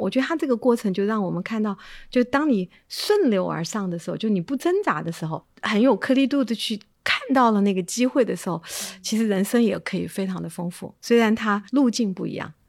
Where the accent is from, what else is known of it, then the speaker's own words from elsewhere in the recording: Chengdu, Sichuan, China; moved away; 我是在成都长大的